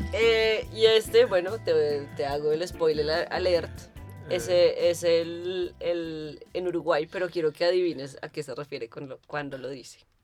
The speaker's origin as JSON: {"language": "Spanish", "country": "Colombia", "moved": "yes", "lives_now": "Berlin, Germany", "said": "Como los colombianos le decimos tenis"}